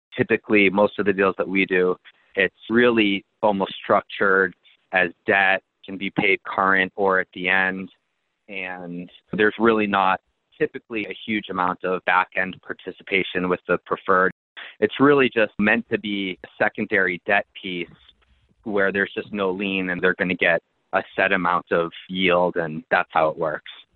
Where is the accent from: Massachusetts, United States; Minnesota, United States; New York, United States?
Massachusetts, United States; Boston; moved away as an adult; now in Phoenix, United States; I grew up in Boston